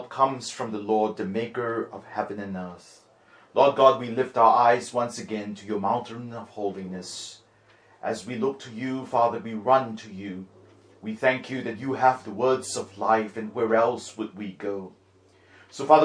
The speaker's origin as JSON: {"language": "English", "country": "Singapore", "tie": "born or raised there", "said": "When my brother and myself were growing up in Singapore"}